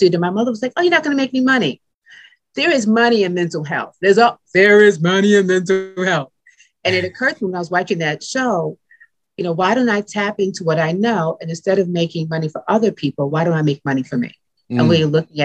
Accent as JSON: {"language": "English", "town": "New York City", "region": "New York", "country": "United States", "moved": "yes", "lives_now": "Windsor Mill, United States", "said": "I'm from Brooklyn, New York, same neighborhood as you"}